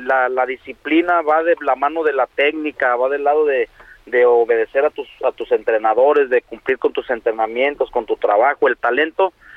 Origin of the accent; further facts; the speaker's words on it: Mexico; now in United States; como mexicanos